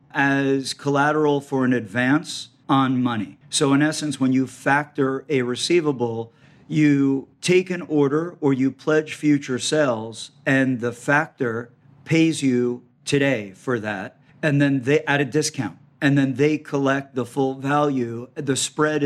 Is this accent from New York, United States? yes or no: yes; New York City, New York, United States; moved away as an adult; also born or lived in San Diego; born and raised in New York City